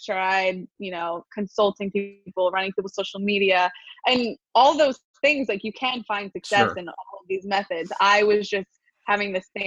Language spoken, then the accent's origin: English; Wilmington, Delaware, United States; moved away; also born or lived in Port St. Lucie, Florida; I was born in Wilmington, Delaware